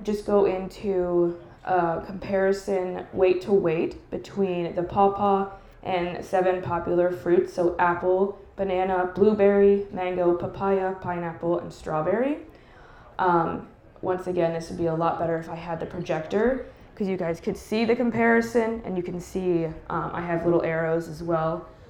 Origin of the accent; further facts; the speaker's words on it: Columbus, Ohio, United States; I am currently a registered dietitian. I'm from the Columbus area.